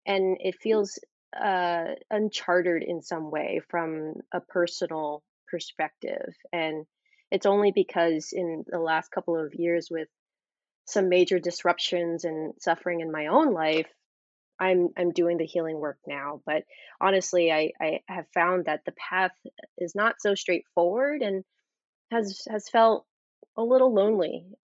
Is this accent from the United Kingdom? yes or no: no; Orange County, California, United States; I grew up in a pretty conservative white neighborhood in Orange County